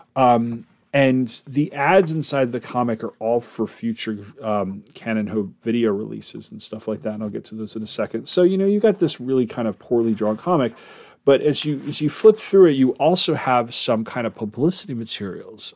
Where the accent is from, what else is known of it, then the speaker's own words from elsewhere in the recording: East Coast, United States; I'm from the East Coast